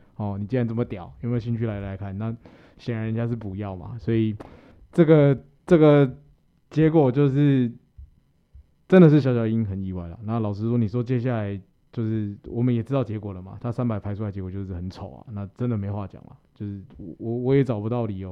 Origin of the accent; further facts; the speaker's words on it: Taiwan; 我们台湾